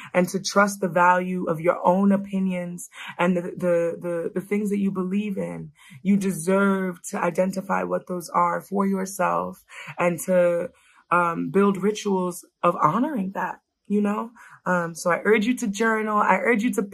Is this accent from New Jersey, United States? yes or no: no; New York, United States; I was raised in New York